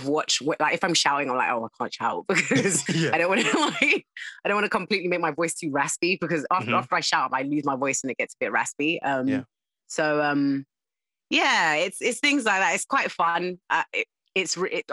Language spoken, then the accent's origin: English; Croydon, London, United Kingdom; accent: South London; moved away as an adult; now in Surrey, United Kingdom; I was born and bred in South London, Croydon